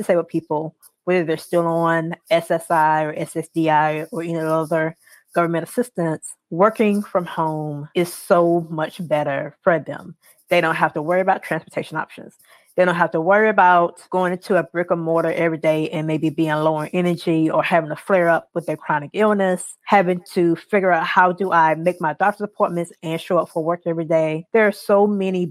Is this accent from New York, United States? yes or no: no; South Carolina, United States; I am from South Carolina